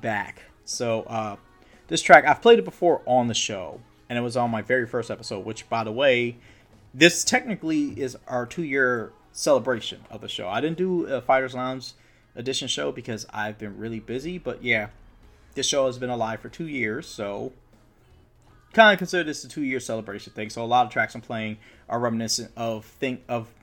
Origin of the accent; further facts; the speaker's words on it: Harrisburg, Pennsylvania, United States; I grew up in Harrisburg, PA